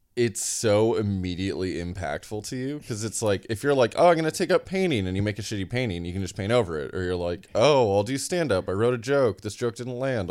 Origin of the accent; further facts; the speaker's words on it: Sioux City, Iowa, United States; moved away as an adult; now in Boston, United States; I grew up in Sioux City, Iowa, and then I moved across the state to Iowa City, Iowa